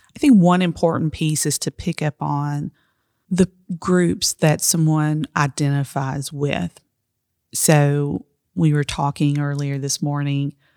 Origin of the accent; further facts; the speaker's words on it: Appalachia, United States; I'm Appalachian